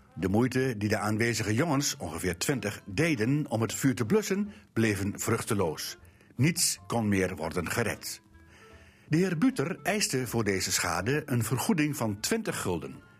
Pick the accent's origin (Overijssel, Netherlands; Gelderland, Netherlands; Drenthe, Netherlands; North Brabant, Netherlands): Drenthe, Netherlands; Bij ons in Drenthe